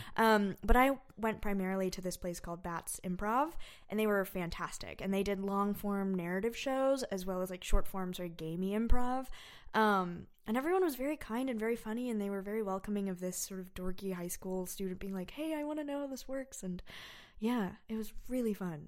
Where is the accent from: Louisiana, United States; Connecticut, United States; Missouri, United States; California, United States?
California, United States; suburb of San Francisco; moved away; I'm from a suburb of San Francisco.